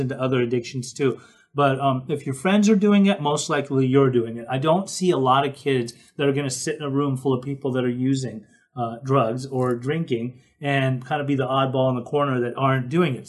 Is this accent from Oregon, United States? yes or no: no; Salt Lake City, Utah, United States; I grew up in Salt Lake City, Utah